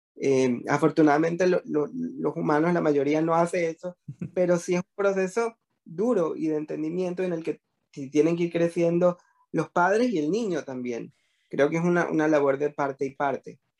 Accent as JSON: {"language": "Spanish", "country": "Venezuela", "moved": "as an adult", "lives_now": "Panama", "said": "era lo que me dedicaba en Venezuela, soy venezolano y después me emigré para Panamá"}